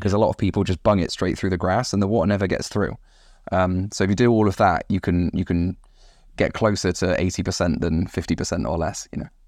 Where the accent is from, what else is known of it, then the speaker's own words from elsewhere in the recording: West Country, South West England, United Kingdom; moved away as an adult; also born or lived in United States; I'm originally from the West Country